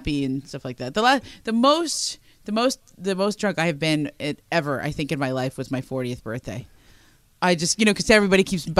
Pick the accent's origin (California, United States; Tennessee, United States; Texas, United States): California, United States; I'm from California